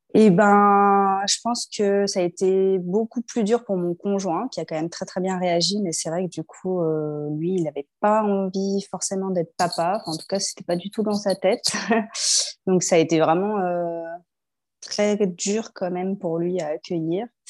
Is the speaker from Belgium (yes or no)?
no; Lyon, Auvergne-Rhône-Alpes, France; moved away as an adult; also born or lived in Paris; on est lyonnais de base. On est revenu à Lyon